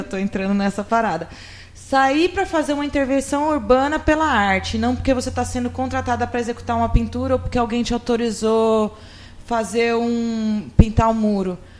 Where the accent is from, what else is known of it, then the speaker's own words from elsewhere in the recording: São Carlos, São Paulo, Brazil; moved away; eu estou voltando visitar a minha terra